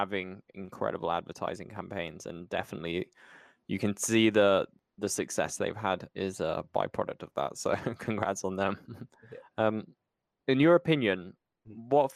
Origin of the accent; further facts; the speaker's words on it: United Kingdom; I'm British